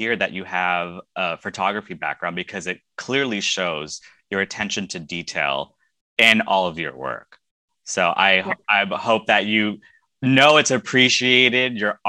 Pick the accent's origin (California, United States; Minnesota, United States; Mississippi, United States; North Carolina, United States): California, United States; I am also from California